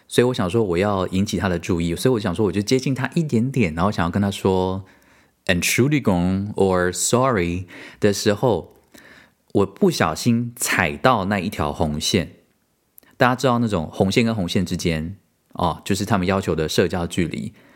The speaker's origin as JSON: {"language": "Chinese", "country": "Taiwan", "also_born_or_lived": "United States", "moved": "as an adult", "lives_now": "Germany", "said": "我为什么要离开台湾这个舒适圈到这里"}